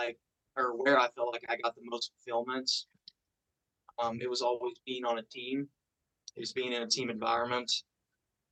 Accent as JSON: {"language": "English", "town": "Grayson", "region": "Kentucky", "country": "United States", "said": "I am from Grayson, Kentucky. I'm a local."}